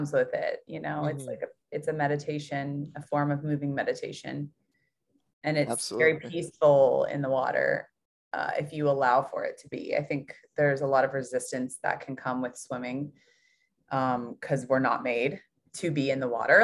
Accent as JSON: {"language": "English", "town": "Louisville", "region": "Kentucky", "country": "United States", "tie": "born or raised there", "said": "I grew up in Louisville, Kentucky"}